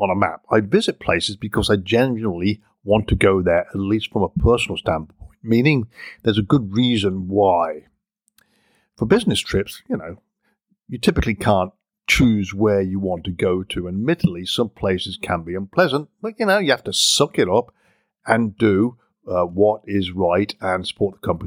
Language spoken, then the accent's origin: English; England, United Kingdom; moved away as an adult; now in United States; growing up in England